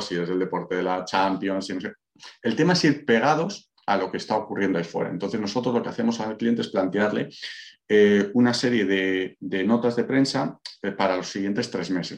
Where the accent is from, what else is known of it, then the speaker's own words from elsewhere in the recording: Valladolid, Castile and León, Spain; moved away as an adult; now in Málaga, Spain; Yo soy de Valladolid, pero resido en Málaga desde hace unos años